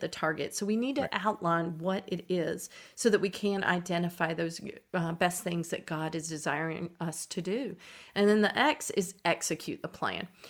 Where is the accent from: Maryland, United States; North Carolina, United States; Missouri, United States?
North Carolina, United States; Eastern; I grew up in Eastern North Carolina